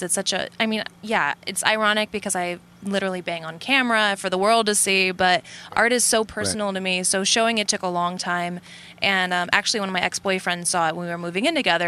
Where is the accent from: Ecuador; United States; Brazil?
United States; California; moved away as an adult; also born or lived in Nebraska; now in New York, United States; grew up in California, but New York is my home